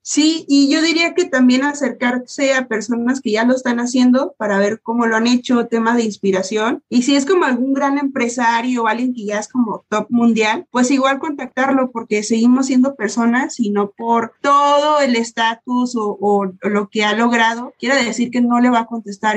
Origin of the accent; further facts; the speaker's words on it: Mexico; somos mexicanos, pero somos unos mexicanos fregones